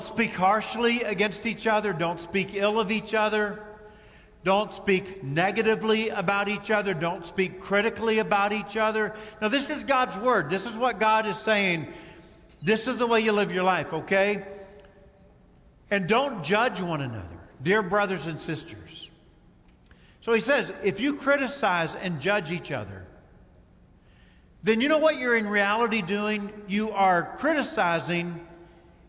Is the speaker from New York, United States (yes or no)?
no; Kentucky, United States; I grew up in Kentucky